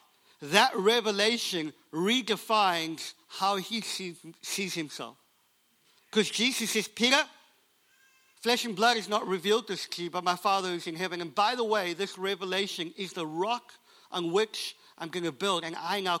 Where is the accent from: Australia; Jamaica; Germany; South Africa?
South Africa; I was born in South Africa under an apartheid system, which meant that the color of my skin didn't afford me the opportunity to go to university